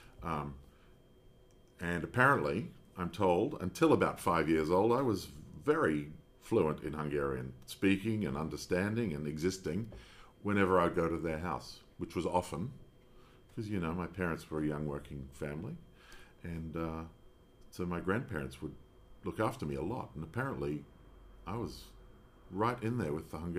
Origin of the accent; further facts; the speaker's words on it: Australia; I'm being Australian.